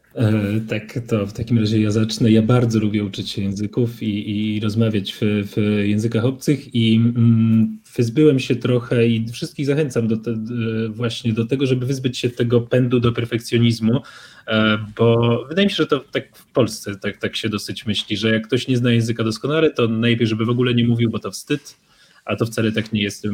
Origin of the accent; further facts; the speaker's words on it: Poland; przyjechałem z Polski